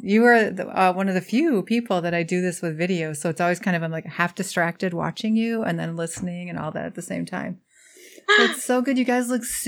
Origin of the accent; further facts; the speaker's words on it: United States; as a Native American citizen who has not, I have not been to more than probably two of the national parks, and I've lived here my whole life.